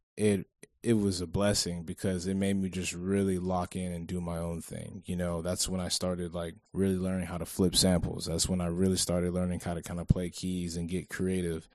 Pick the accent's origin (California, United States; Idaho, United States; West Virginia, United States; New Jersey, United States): California, United States; Hanford; also born or lived in Avenal, California; we're actually both from Avenal. So, I knew, I moved to Avenal, or I moved to Hanford in the fourth grade